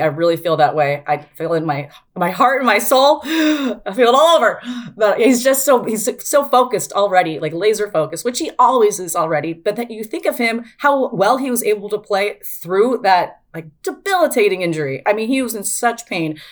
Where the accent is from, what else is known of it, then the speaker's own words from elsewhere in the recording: Spokane, Washington, United States; I grew up in Spokane